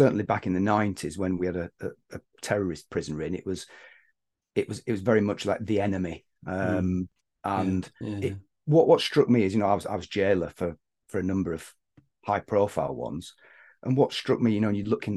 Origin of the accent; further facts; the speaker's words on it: Bolton, North West England, United Kingdom; moved away as an adult; now in London, United Kingdom; growing up in the Northwest in Bolton